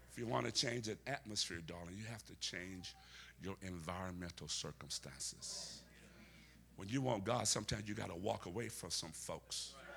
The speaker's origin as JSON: {"language": "English", "region": "Alabama", "country": "United States", "said": "Where I'm from, which is Alabama, me and Forrest Gump, we're from Alabama."}